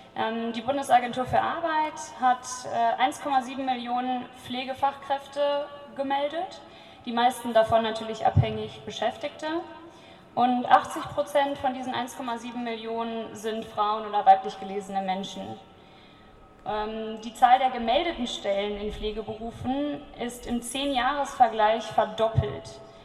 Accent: Cologne, North Rhine-Westphalia, Germany; ich komme aus Köln

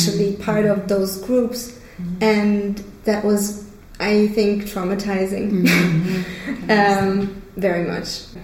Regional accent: Stuttgart, Baden-Württemberg, Germany; moved away as an adult; also born or lived in Israel; now in Cologne, Germany; I was born in Stuttgart in the south of Germany, and I moved here to Cologne nine years ago

